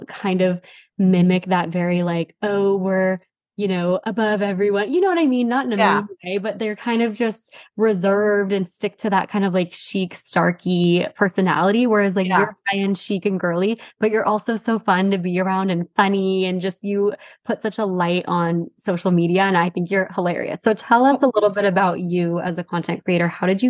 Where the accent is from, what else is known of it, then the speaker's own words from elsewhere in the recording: Arizona, United States; moved away; I'm from Arizona initially